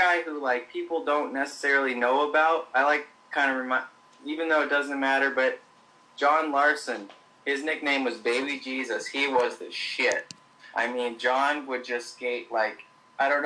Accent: Minneapolis, Minnesota, United States; I'm from the Twin Cities, Minneapolis, St. Paul

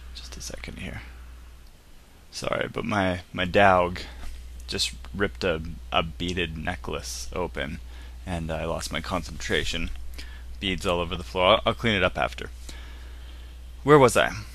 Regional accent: Canada; I'm from Canada.

